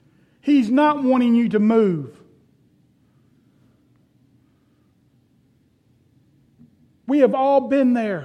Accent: Florida, United States; when I was growing up, we had a pool. Growing up in Florida, almost everybody had a pool

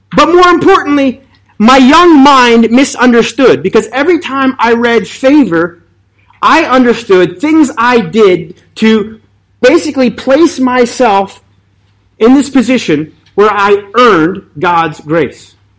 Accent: Indian Mills, New Jersey, United States; I grew up in Indian Mills, New Jersey.

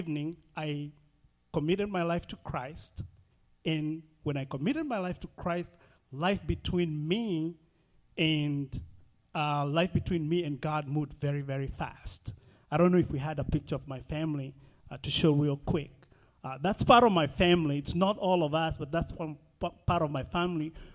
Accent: Kenya; born or raised there; moved away

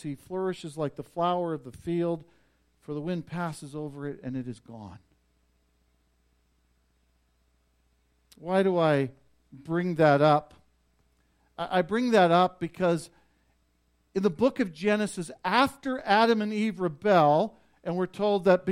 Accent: Vauxhall, Alberta, Canada; moved away; I made the road trip to Vauxhall, my hometown, to go see my dad

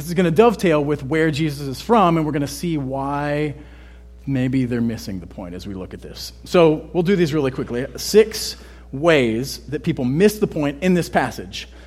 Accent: Texas, United States; I'm Texan, right? I say I'm from Texas.

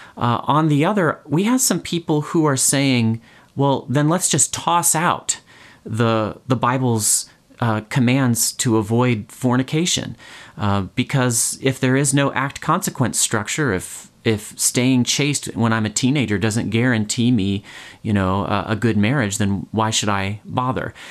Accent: United States; I, I guess as American

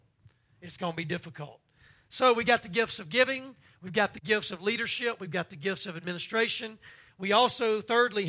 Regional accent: Louisiana, United States; I'm from Louisiana

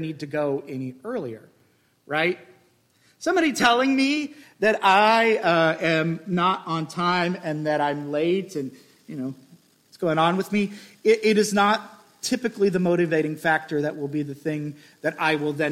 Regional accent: Midwest, United States; I'm from the Midwest where a goodbye takes 45 minutes

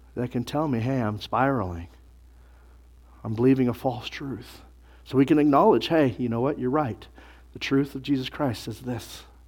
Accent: United States; we're from America in twenty-first century

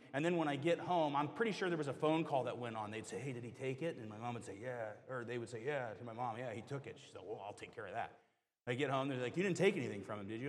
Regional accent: the South, United States; moved away; I grew up in the South

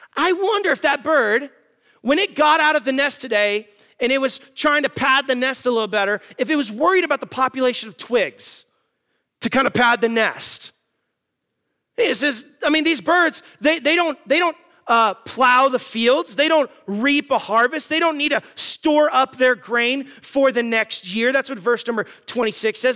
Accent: Tucson, Arizona, United States; I'm from Tucson, Arizona

